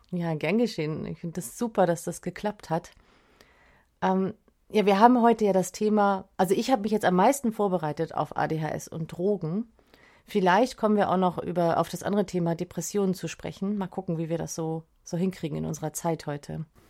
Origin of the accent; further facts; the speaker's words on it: Schleswig-Holstein, Germany; now in Lüneburg, Germany; ich bin ursprünglich aus Schleswig-Holstein und sitz jetzt ja in Lüneburg